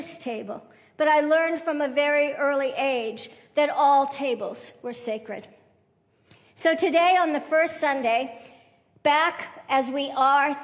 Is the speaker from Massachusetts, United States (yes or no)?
yes; Massachusetts, United States; now in Texas, United States; I grew up on the East Coast in Massachusetts